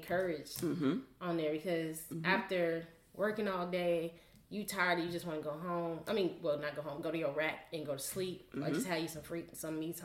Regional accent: Mississippi, United States; moved away as an adult; also born or lived in Japan; me growing up in Mississippi, we went to church

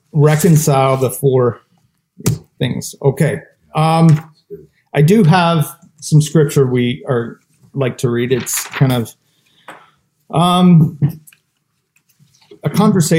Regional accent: Ontario, Canada; now in British Columbia, Canada; In 2009 is when I moved back here to BC. I'm originally from Ontario, and we settled here

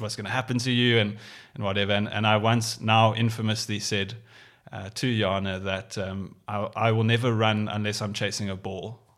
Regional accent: Cape Town, Western Cape, South Africa; growing up in Cape Town

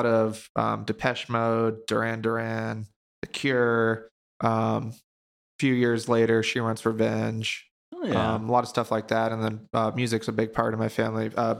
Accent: Laguna Hills, California, United States; born there; now in Bakersfield, United States; I was born in Laguna Hills, California, mm-hmm. and then whole childhood moved around a lot.

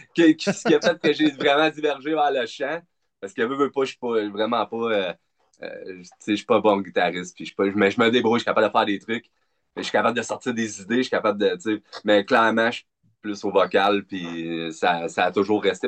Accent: Sherbrooke, Quebec, Canada; also born or lived in Montreal / Drummondville; de Sherbrooke, on va dire. Euh, passé la majorité de mon temps dans le coin, là, en Estrie

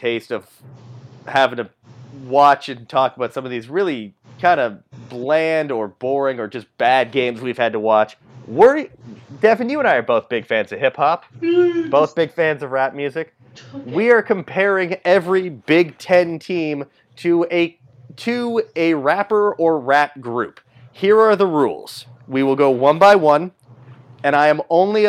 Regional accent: Toronto, Ontario, Canada; I'm from Toronto.

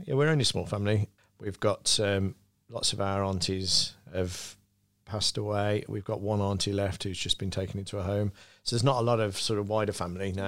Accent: Birmingham, West Midlands, United Kingdom; as a kid growing up, I used to say I was from Birmingham.

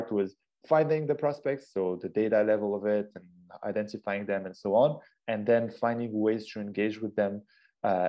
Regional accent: Casablanca, Casablanca-Settat, Morocco; originally, I'm half Moroccan, half Austrian, born and raised in Casablanca, Morocco.

